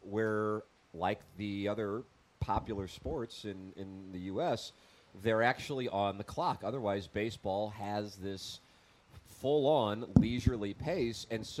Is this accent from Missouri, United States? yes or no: yes; Oakville, Missouri, United States; Guys, I'm from Oakville, and that text is wrong.